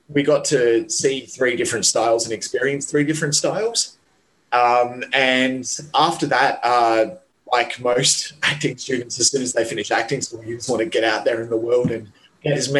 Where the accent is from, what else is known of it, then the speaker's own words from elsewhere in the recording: Perth, Western Australia, Australia; moved away as an adult; now in Sydney, Australia; I moved from Perth to Sydney